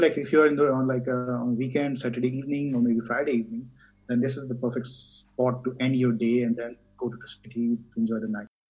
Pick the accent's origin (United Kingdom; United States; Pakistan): Pakistan; southern Pakistan; moved away as an adult; now in Freiburg, Germany; I come from Pakistan. I came here in 2014 due to my master's program in Freiburg.